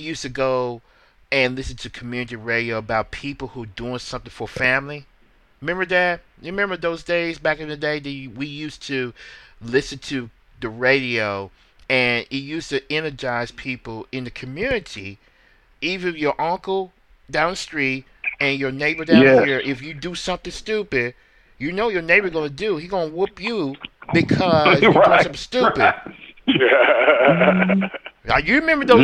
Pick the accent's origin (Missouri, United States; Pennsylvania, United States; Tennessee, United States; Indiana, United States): Tennessee, United States; Memphis; Memphis, my hometown